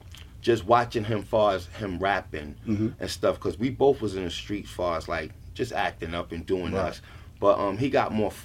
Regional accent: New York City, New York, United States; growing up in Brownsville, Brooklyn, period, man, it was crazy

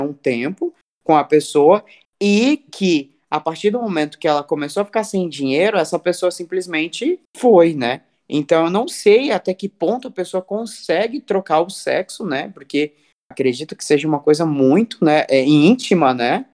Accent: Cuiabá, Mato Grosso, Brazil; moved away; lá do meu país, Cuiabá

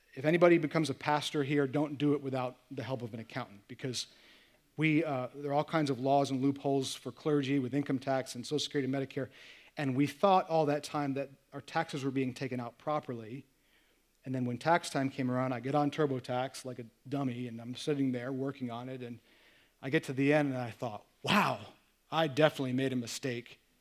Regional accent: United States; I'm American

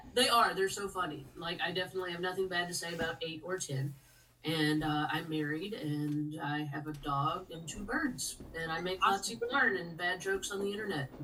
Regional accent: South Carolina, United States; also born or lived in Eastern Washington; now in Tennessee, United States; we're from South Carolina, even though we're in Tennessee at now.

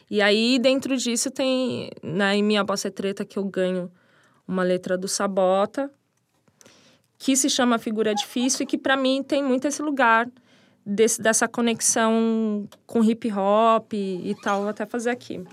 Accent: São Bernardo do Campo, São Paulo, Brazil; Na cidade onde eu nasci, que é São Bernardo, que eu sou apaixonada. Tenho muito orgulho de ter nascido ali, porque é um dos berços do hip hop também. E cresci nesse lugar

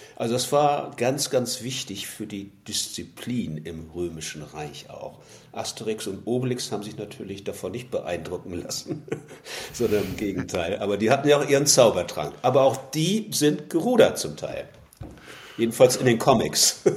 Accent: Kiel, Schleswig-Holstein, Germany; also born or lived in Colombia; now in Munich, Germany; Ich bin gebürtig in Kiel an der Ostsee, habe dort als Schüler das Rudern gelernt

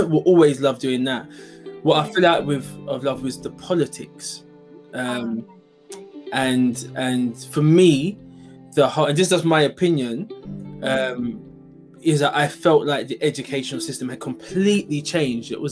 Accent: London, United Kingdom; I'm originally from East London. Born and bred East London, Hackney

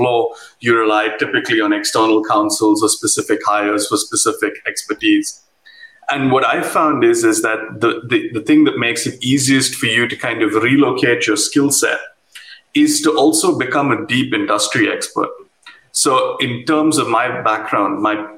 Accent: India; moved away as an adult; also born or lived in United Kingdom; now in Amsterdam, Netherlands; I'm from India, and I'm also barred in India

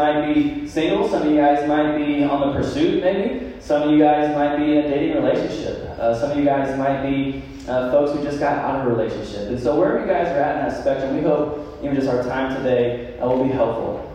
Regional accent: Kansas City, United States; moved away as an adult; also born or lived in Manhattan, Kansas; now in Lincoln, United States; I'm from Kansas City. I'm from here.

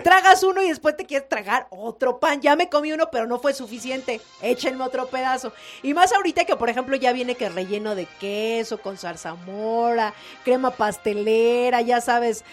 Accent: Mexico; nos caracteriza a los mexicanos

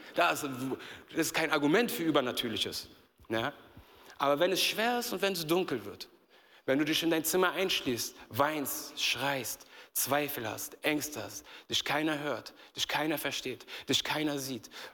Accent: Berlin, Germany; ich bin in Berlin groß geworden

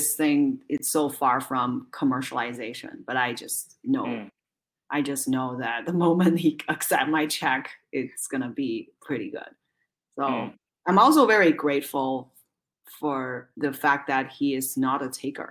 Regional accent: Zhengzhou, Henan, China; now in United States; I was born and raised in a city named Zhengzhou in central China

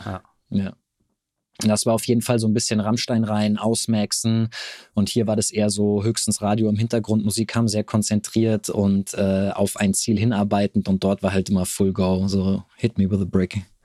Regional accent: near Frankfurt am Main, Hesse, Germany; also born or lived in Cologne; Also ich komme hier aus der Nähe von Frankfurt am Main

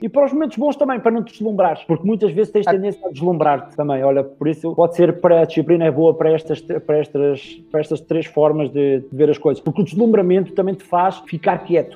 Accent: the North, Norte, Portugal; eu sou do Norte

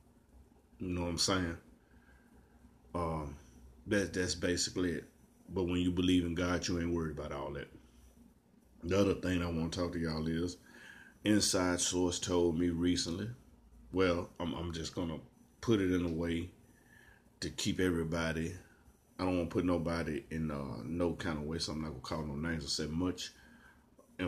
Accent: Shelby County, Tennessee, United States; I'm from Tennessee. And my county, Shelby County, is the only county in the state of Tennessee

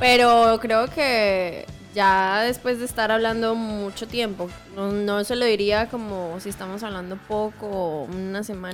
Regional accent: Bucaramanga, Santander, Colombia; en Bucaramanga, marica para todo. Siempre utilizamos marica

